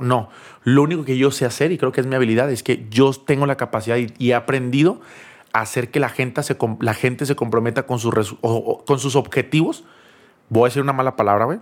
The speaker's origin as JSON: {"language": "Spanish", "town": "Monterrey", "region": "Nuevo León", "country": "Mexico", "also_born_or_lived": "Cancún", "said": "yo soy de Monterrey"}